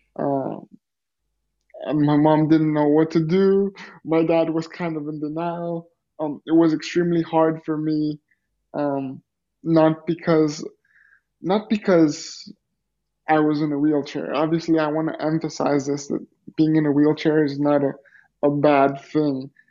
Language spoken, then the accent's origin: English; Greece; also born or lived in Los Angeles, United States; I grew up in Greece and uh, lived in Greece until I was 17 years old